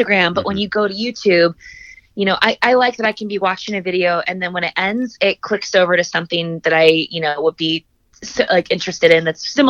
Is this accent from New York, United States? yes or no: no; Indianapolis, Indiana, United States; also born or lived in East Coast / West Coast; I am originally from Indianapolis, born and raised